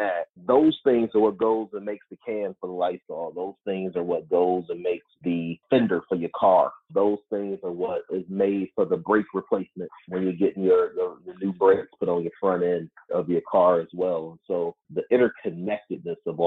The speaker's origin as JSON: {"language": "English", "town": "Cleveland", "region": "Ohio", "country": "United States", "tie": "born or raised there", "also_born_or_lived": "Washington, D.C.", "said": "I was actually born and raised in Cleveland"}